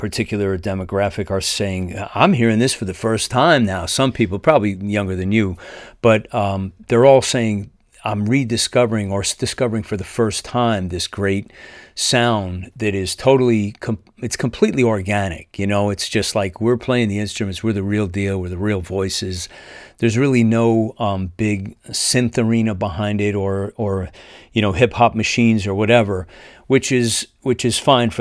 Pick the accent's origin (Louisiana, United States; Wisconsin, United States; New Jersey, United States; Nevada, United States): New Jersey, United States; moved away as an adult; now in Tennessee, United States; I'm originally from Jersey, but I moved to Tennessee a couple of years ago